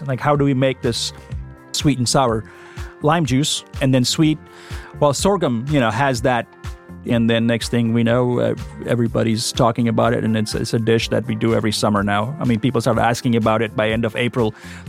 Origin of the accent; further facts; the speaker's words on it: Oxford, Mississippi, United States; I grew up here. I work here. And so I guess you get this question, you know, a lot of times, where are you from? And then you say Oxford, Mississippi, and followed by, no, where are you really from?